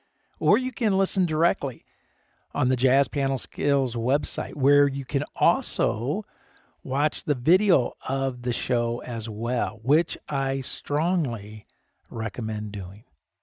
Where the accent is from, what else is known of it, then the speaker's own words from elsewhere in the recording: Davenport, Iowa, United States; now in Texas, United States; I'm from that area, man. I grew up, you know where Davenport, Iowa is? Just down Interstate 80 there a little bit.